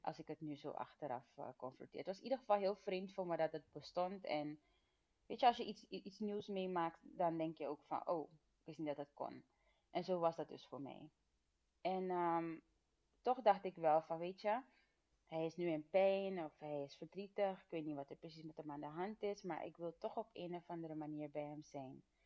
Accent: Suriname; now in Netherlands; ik ben geboren in Suriname en we zijn toen als gezin naar Nederland verhuisd

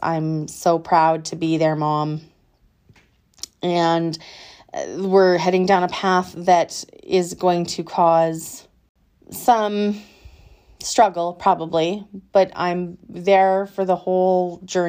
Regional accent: England, United Kingdom; I'm probably going to butcher it because I'm so English it hurts

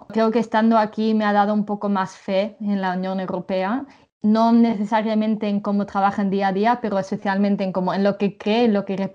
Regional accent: England, United Kingdom; now in Brussels, Belgium; mi madre es inglesa y he vivido la mayoría de mi vida en Inglaterra. Y culturalmente soy bastante inglesa, creo.

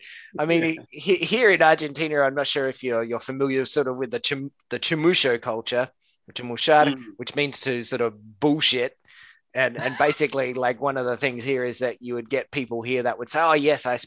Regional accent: Perth, Western Australia, Australia; also born or lived in Fremantle; I'm from Perth

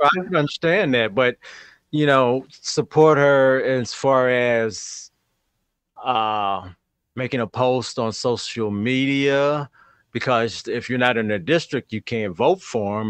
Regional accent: St. Louis, Missouri, United States; growing up in St. Louis in school

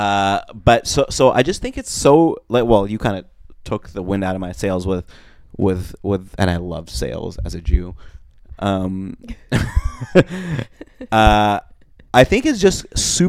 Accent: Montreal, Quebec, Canada; also born or lived in Russia; I'm also from Montreal, but I was born in Russia

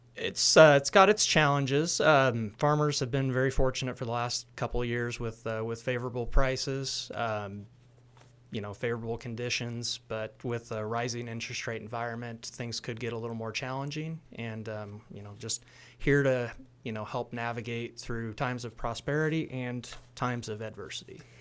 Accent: Hamilton, Illinois, United States; I'm originally from Hamilton, Illinois

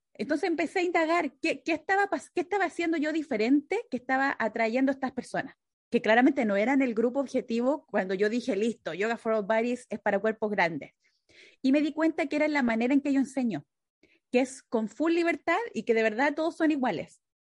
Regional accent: Chile; moved away as an adult; now in United States; cuando yo me vine de Chile acá a Estados Unidos

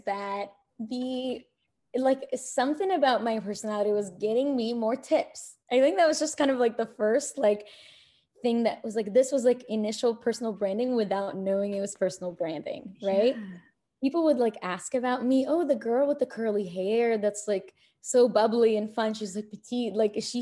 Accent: Kuwait; also born or lived in Egypt / New York City, United States; now in United States; I'm born in Egypt. I was raised in Kuwait

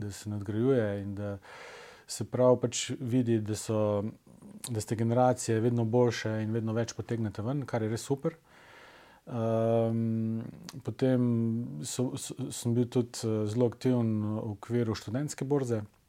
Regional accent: Velenje, Savinja, Slovenia; moved away as an adult; also born or lived in Ljubljana; sem iz Velenja

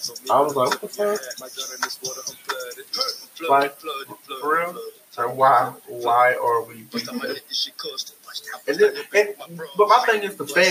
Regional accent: the South, United States; I'm from the South

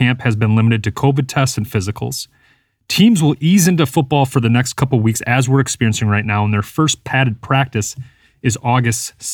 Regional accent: Appleton, Wisconsin, United States; also born or lived in La Crosse, Wisconsin; I moved from Appleton, Wisconsin to the other side of the state, La Crosse, Wisconsin, my sophomore year of high school

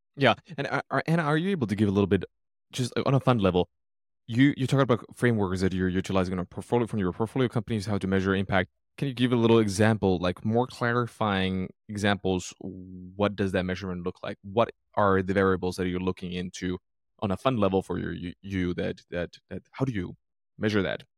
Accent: Finland; moved away; I'm originally from Finland, Northern Europe

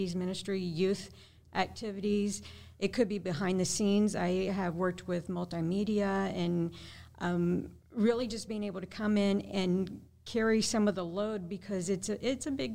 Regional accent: Springfield, Missouri, United States; moved away as an adult; now in Bolivia; I grew up here in Springfield, Missouri

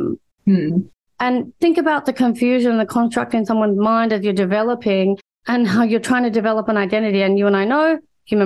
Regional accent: Australia; I'm Australian born and I've grown up predominantly, well, all the time of my life here

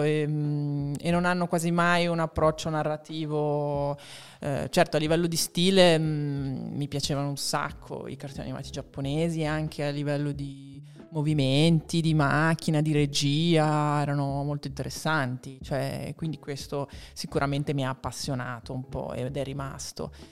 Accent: Marche, Italy; now in Milan, Italy; io sono marchigiana

